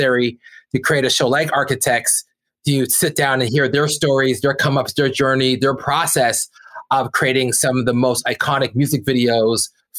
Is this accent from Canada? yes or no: yes; Brampton, Ontario, Canada; we're two kids from Brampton, Ontario, that went out to, you know, make art that broke out to the world